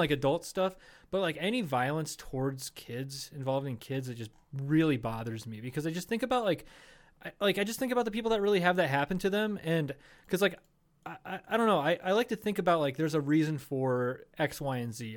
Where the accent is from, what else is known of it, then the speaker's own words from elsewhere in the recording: Charles City, Iowa, United States; my hometown of Charles City, Iowa.